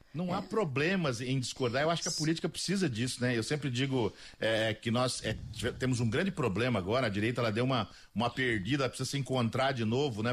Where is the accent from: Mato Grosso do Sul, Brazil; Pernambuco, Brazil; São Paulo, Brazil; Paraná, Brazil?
Mato Grosso do Sul, Brazil; eu sou daqui do Mato Grosso do Sul